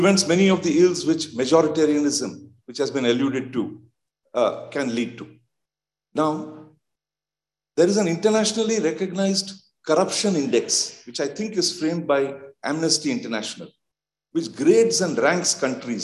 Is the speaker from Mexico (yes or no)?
no; India; I'm from India